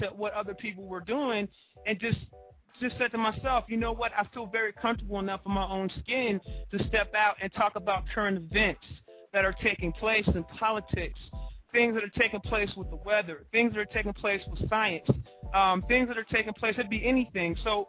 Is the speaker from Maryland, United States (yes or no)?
yes; Baltimore, Maryland, United States; moved away as an adult; now in Atlanta, United States; I relocated from Baltimore, Maryland. That's originally where I'm from.